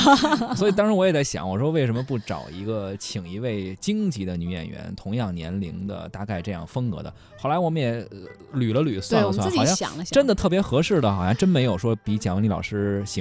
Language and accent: Chinese; Shanghai, China; 哎呀，这个一看就不是我们上海土土生土长。